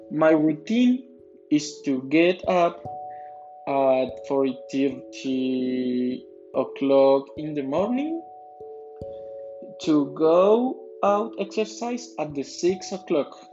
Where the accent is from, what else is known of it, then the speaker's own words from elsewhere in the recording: Funza, Cundinamarca, Colombia; English is a second language; I am 28 years old. I was born in Funza, Cundinamarca on October 24, 1992. I live in a neighborhood called in Mallorca Reserves.